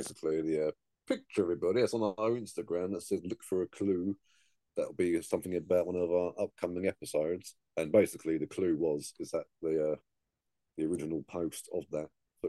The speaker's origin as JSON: {"language": "English", "country": "United Kingdom", "said": "because we're British"}